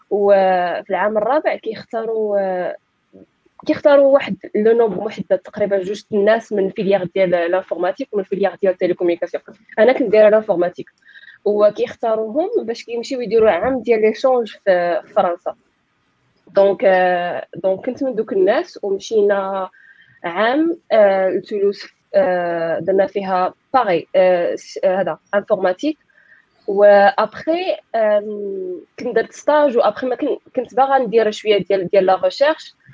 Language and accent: Arabic; Marrakesh, Marrakesh-Safi, Morocco; انا من مراكش دونك قريت كلشي في مراكش